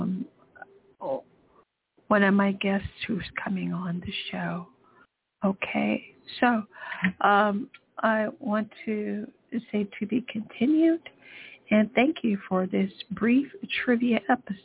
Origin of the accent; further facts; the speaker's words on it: Pasadena, California, United States; I'm from Pasadena. Above us is Altadena, California